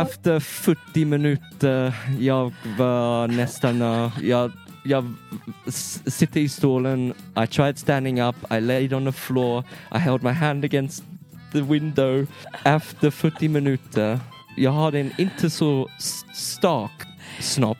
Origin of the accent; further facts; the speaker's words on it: England, United Kingdom; Swedish is a second language; moved away as an adult; now in Sweden; jag är en engelsman. Mm. Jag har bott i Sverige för fyra år.